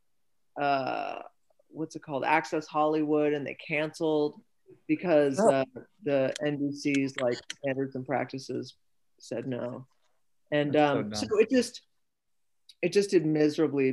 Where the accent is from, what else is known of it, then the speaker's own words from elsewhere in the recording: Canada; moved away as an adult; now in United States; I grew up in Canada